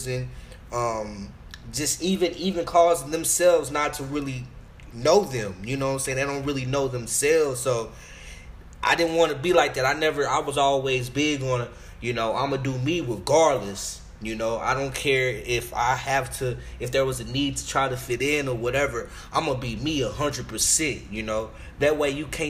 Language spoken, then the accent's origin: English; Arlington, Texas, United States; also born or lived in Chicago; I'm from Arlington, Texas, east side though